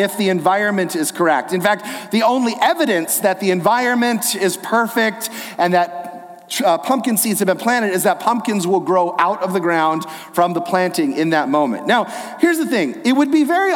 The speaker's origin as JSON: {"language": "English", "area": "Inland Empire, the LA area", "region": "California", "country": "United States", "tie": "born or raised there", "said": "I grew up here in the Inland Empire, the LA area"}